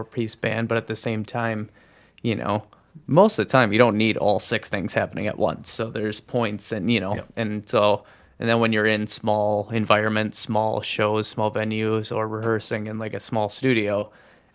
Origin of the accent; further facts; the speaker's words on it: Oshkosh, Wisconsin, United States; That was Oshkosh area